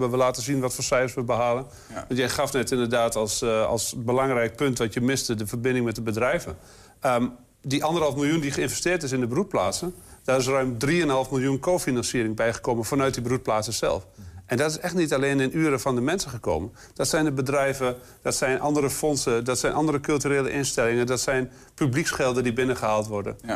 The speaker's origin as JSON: {"language": "Dutch", "area": "Twente", "region": "Overijssel", "country": "Netherlands", "said": "We zijn er als Twentenaar nou ook echt niet zo goed in om te laten zien"}